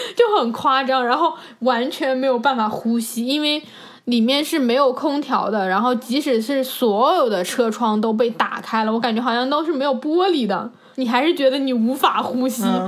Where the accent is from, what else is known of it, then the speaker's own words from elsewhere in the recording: China; 我说我是从中国来的